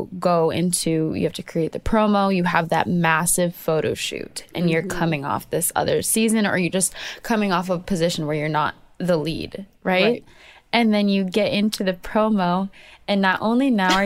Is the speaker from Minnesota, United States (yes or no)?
yes; Minnesota, United States; I'm from Minnesota